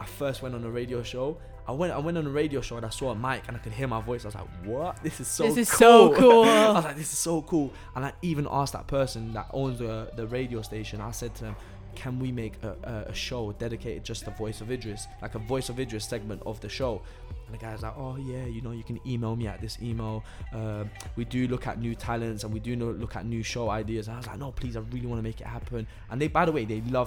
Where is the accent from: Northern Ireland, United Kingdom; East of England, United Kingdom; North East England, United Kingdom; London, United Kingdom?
London, United Kingdom; also born or lived in Italy; I'm from London.